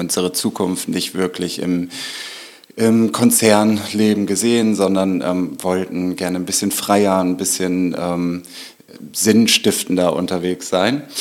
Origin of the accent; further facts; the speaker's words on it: Norderstedt, Schleswig-Holstein, Germany; also born or lived in Hamburg; Und ich bin ähm, so, so, ein klassisches Speckgürtelkind. Ähm, zwar geboren im Norden Hamburgs und dann aufgewachsen in Norderstedt.